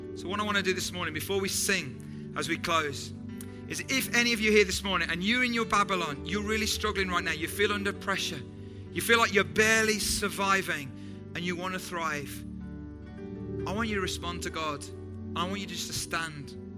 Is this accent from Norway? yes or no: no; United Kingdom; we know that we're British and we're different from other English speaking cultures